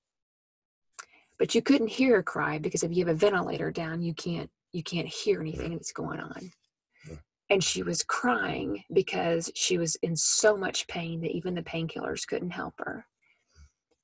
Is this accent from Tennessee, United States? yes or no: yes; Memphis, Tennessee, United States; moved away; my hometown in Memphis, Tennessee